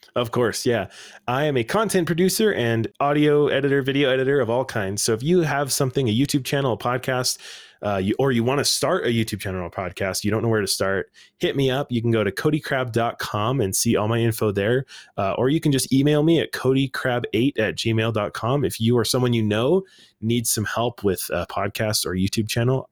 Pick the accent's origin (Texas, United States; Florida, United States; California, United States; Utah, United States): Utah, United States; Salt Lake City; I grew up in Salt Lake City